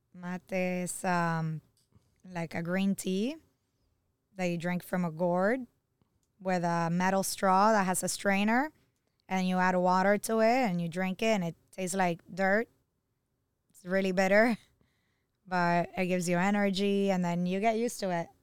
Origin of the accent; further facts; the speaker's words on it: Argentina; now in Miami, United States; I'm from Argentina